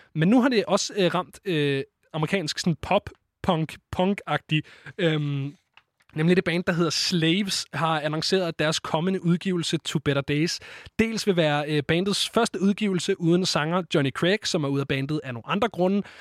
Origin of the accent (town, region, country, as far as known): Denmark